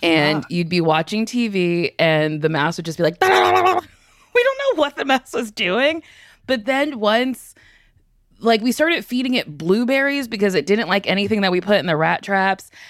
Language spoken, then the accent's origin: English; Middletown, New Jersey, United States; I'm from Middletown, New Jersey